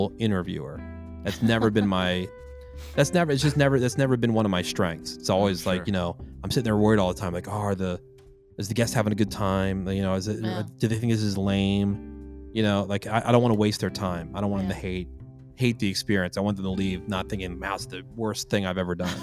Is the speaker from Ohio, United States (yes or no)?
no; New Jersey, United States; I'm from Jersey